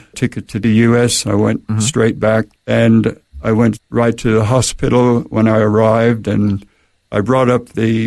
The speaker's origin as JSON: {"language": "English", "region": "Rocky Mountains of Colorado", "country": "United States", "tie": "born or raised there", "also_born_or_lived": "Brisbane, Australia", "moved": "as an adult", "lives_now": "Australia", "said": "we grew up in the Rocky Mountains of Colorado"}